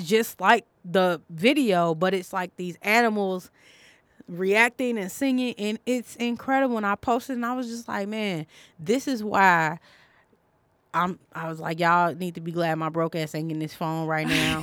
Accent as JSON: {"language": "English", "town": "Chicago", "region": "Illinois", "country": "United States", "said": "I'm from Chicago"}